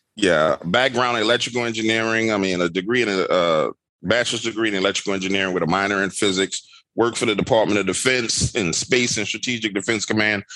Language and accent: English; New Orleans, Louisiana, United States; I'm born and raised in New Orleans, Louisiana